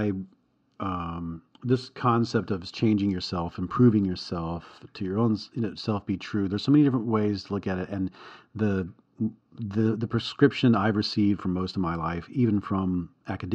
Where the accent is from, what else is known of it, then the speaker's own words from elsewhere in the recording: the South, United States; I'm from the South